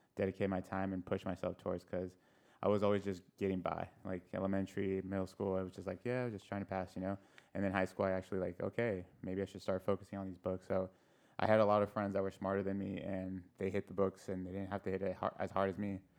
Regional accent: El Cajon, California, United States; I grew up in El Cajon, so born and raised in El Cajon.

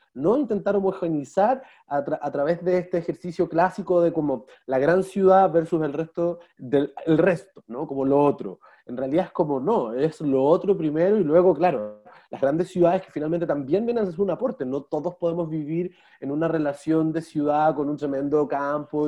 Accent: Santiago, Santiago Metropolitan Region, Chile; moved away as an adult; now in Valdivia, Chile; porque yo soy santiaguino, de origen. Hoy día, me trato de llamar valdiviano

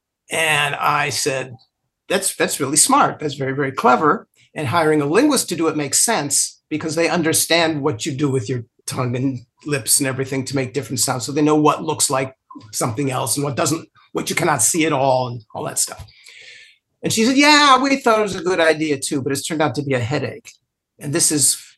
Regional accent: Los Angeles, California, United States; moved away; I grew up in Los Angeles. I haven't lived there for a long time, but I grew up there

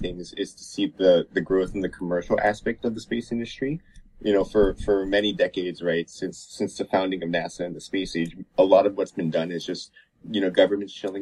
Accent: San Antonio, Texas, United States; moved away; also born or lived in Austin, Texas / New York; I'm from San Antonio, Texas

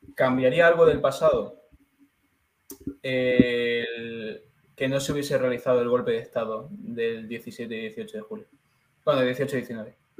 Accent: Andalusia, Spain; now in Madrid, Spain; Me gusta ser natural de Andalucía

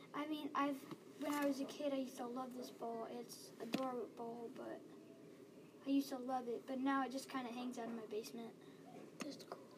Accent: Louisville, Kentucky, United States; I was born in Louisville, Kentucky, 2009, on January 15th

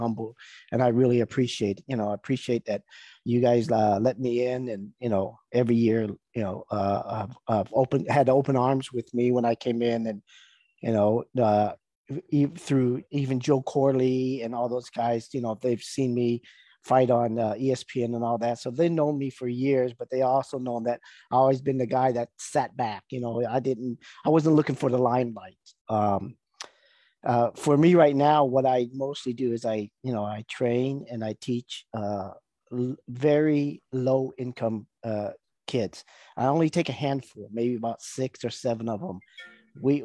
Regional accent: Vietnam; I was born in Vietnam. My mother is, you know, Vietnamese, and my dad was an American soldier

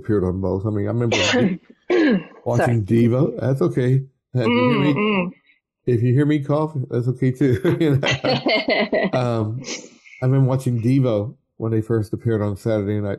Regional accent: Louisville, Kentucky, United States; moved away as an adult; now in Richmond, United States; I grew up in Louisville, Kentucky, even though we're now based in Richmond, Virginia

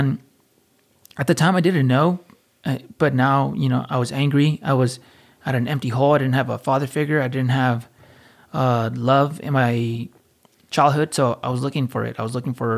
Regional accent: Fountain Valley, California, United States; I was born and raised in Fountain Valley, California

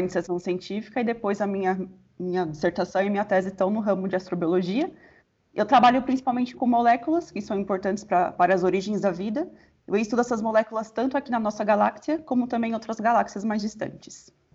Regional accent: São Paulo, Brazil; eu sou de São Paulo

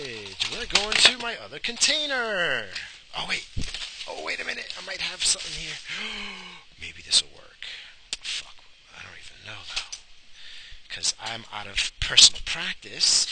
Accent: New York, United States; I grew up in New York. I don't trust nobody. I'm from New York.

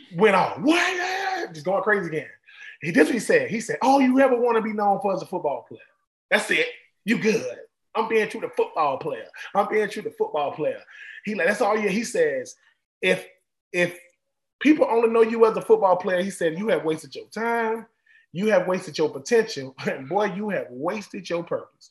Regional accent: Swainsboro, Georgia, United States; I'm from Swainsboro, Georgia. I'm from a little itty bitty little town in Georgia

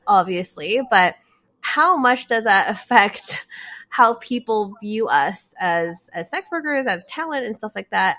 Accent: Canada; I was born here in Canada

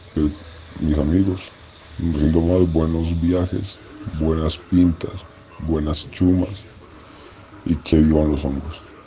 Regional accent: Medellín, Antioquia, Colombia; Soy de Medellín, Colombia.

